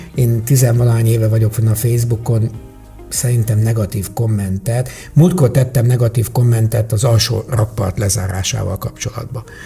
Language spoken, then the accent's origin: Hungarian; Hungary